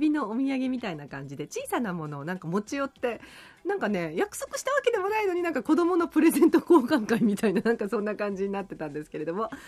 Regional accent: Yaese, Okinawa, Japan; 私…の地元です

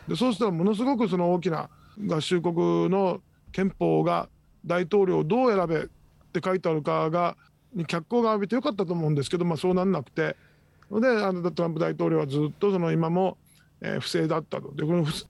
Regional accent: Tokyo, Japan; moved away as an adult; also born or lived in United States; now in Okinawa, Japan; 私は、出身は東京です。

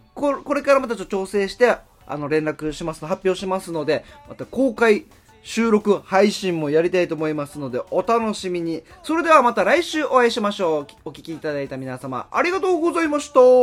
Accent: Haebaru, Okinawa, Japan; 僕、与那覇出身で、与那覇が1番

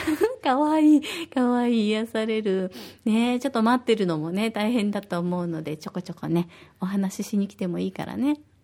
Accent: Osaka, Japan; now in Okinawa, Japan; 私は大阪出身

